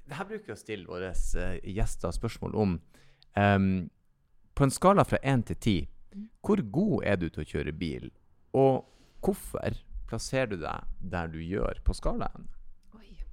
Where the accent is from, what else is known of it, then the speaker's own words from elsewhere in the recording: Bodø, Nordland, Norway; Fra Bodø, der jeg kommer fra